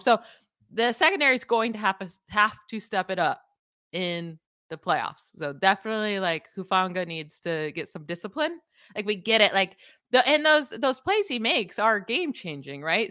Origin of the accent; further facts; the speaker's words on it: Syracuse, New York, United States; moved away; also born or lived in Florida; I used to say wicked growing up in Syracuse, and then I moved to, like, Florida